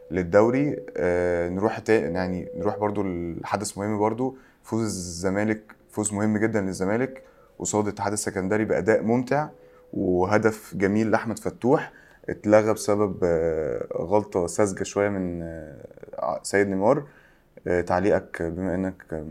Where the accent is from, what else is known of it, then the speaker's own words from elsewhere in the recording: Egypt; اللوائح عندنا في مصر بتت... بتتقال